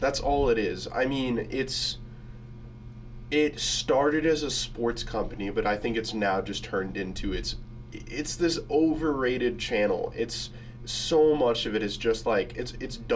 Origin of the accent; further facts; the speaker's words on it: Tucson, Arizona, United States; moved away; I'm from Tucson, Arizona